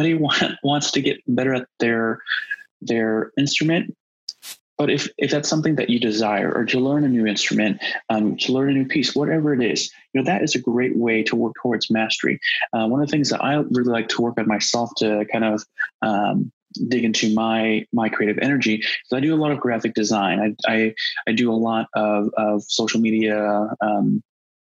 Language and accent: English; United States; growing up as Asian American